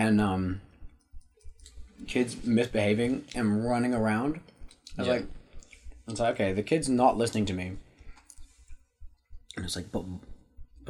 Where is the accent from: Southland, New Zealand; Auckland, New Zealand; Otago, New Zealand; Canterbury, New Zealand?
Auckland, New Zealand; I went to Waitakere College for my whole high school